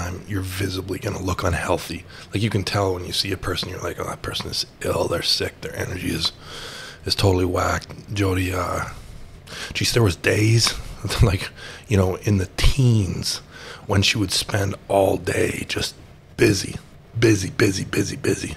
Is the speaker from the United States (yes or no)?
no; Canada; being a Canadian